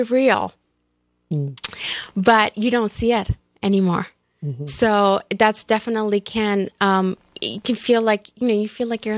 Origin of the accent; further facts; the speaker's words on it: India; moved away; growing up in India